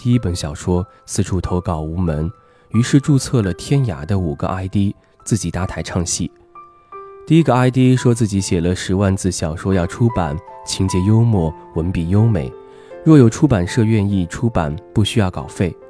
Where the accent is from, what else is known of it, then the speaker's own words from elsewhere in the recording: Chenzhou, Hunan, China; 小涛比我小两岁，我们都是湖南人。我郴州，他永州。